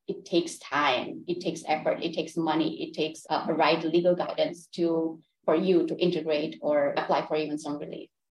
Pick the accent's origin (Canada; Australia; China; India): India; Gujarat; first language Gujarati; English is a second language; also born or lived in London, United Kingdom; now in Orlando, United States; I was born in India. So I lived in India with my family and then we migrated to United Kingdom. So I was living in London.